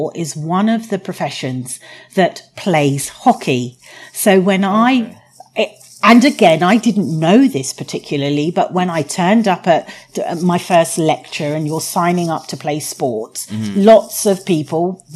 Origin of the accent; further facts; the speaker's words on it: London, United Kingdom; accent: posh English; also born or lived in Guyana; I went to a state primary and state secondary school, Catholic, in Southwest London in Clapham